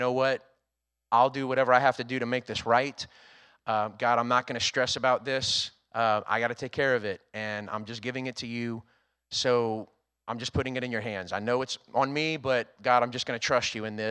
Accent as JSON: {"language": "English", "region": "Louisiana", "country": "United States", "also_born_or_lived": "Texas", "moved": "as an adult", "lives_now": "Rockport, United States", "said": "I'm originally from Louisiana, so I was leaving home for the first time to go work in the great state of Texas"}